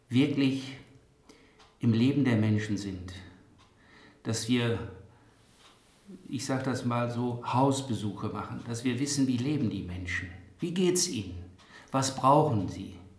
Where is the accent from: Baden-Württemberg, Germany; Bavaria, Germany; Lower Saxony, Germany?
Lower Saxony, Germany; Bockhorn; Ich selber bin ja in Bockhorn geboren